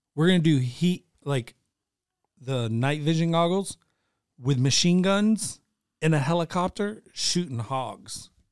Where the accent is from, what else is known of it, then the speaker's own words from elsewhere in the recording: the South, United States; I'm born and raised in the South